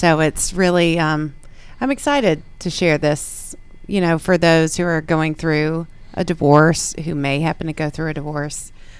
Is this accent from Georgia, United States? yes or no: yes; Snellville, Georgia, United States; moved away; also born or lived in Illinois; I was born and raised in Snellville, Georgia, in Gwinnett County